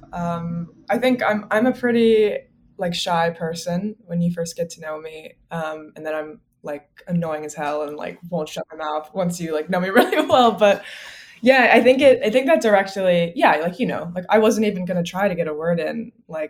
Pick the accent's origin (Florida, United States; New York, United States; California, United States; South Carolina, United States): South Carolina, United States; Columbia; I grew up in the South. Which town? Columbia, South Carolina